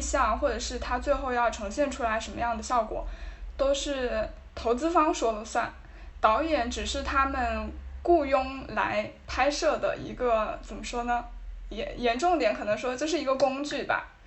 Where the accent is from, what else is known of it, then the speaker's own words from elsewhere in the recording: China; 反正当时我，我作为一个中国人，我看到这个消息还是，还是有点感动的